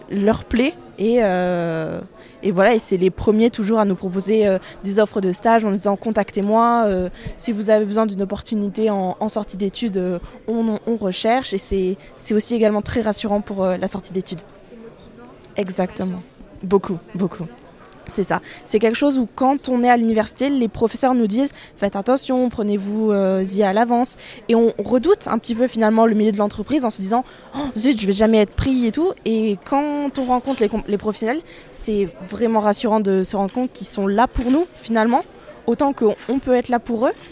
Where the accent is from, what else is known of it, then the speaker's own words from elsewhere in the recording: Bordeaux, Nouvelle-Aquitaine, France; also born or lived in Seville, Spain; je suis bordelaise et actuellement en première année de master instrumentation nucléaire, toujours à Bordeaux.